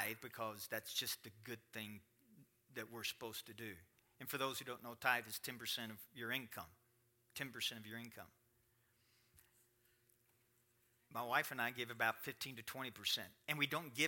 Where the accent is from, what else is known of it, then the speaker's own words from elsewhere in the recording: Kentucky, United States; I'm from Kentucky